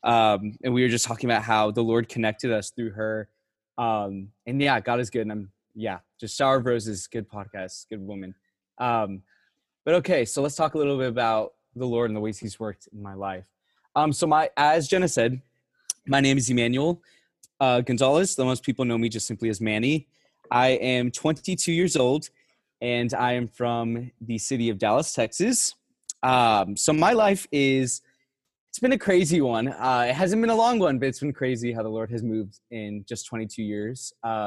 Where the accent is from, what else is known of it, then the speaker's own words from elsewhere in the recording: Puerto Rico; typical Catholic Puerto Rican family. Lots of babies, lots of love, lots of Jesus. So growing up, I was raised in Catholic private schools.